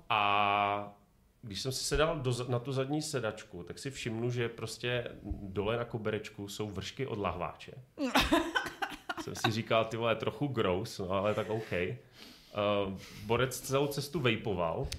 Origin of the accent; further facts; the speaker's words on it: Ostrava, Moravian-Silesian Region, Czechia; A my, no, z Ostravy.